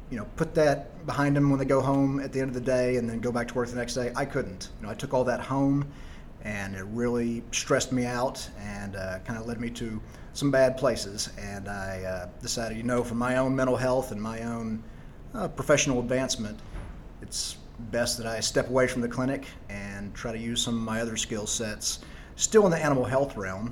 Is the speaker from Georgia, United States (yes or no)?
no; Tyler, Texas, United States; moved away as an adult; also born or lived in Charlotte, North Carolina / Dallas, Texas / Washington, D.C.; I am originally from Tyler, Texas, so about 100 miles east of Dallas.